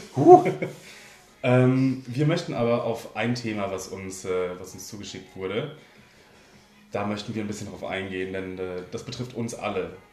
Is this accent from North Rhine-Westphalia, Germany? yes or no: yes; North Rhine-Westphalia, Germany; wir in Ostwestfalen